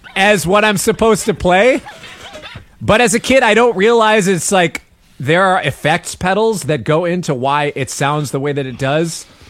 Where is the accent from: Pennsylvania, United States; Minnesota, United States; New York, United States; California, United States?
Minnesota, United States; Minneapolis; I grew up in Minneapolis. I'm a Minneapolis cat.